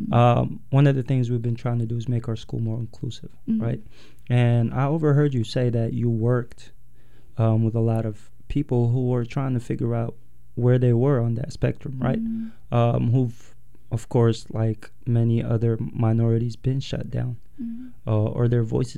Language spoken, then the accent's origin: English; Yemen; now in United States; I'm Eritrean, born and raised in Yemen, and then moved to the U.S.